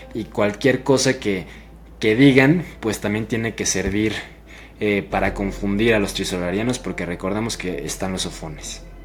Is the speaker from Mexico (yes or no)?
yes; Mexico; para mí que soy mexicano